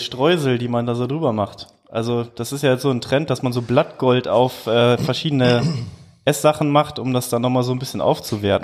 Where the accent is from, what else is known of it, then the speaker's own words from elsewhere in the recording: Duisburg, North Rhine-Westphalia, Germany; ich komme aus Duisburg